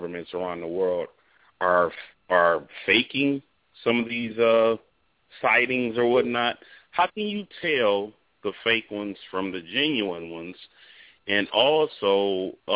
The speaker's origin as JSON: {"language": "English", "town": "Detroit", "region": "Michigan", "country": "United States", "said": "I'm from Detroit"}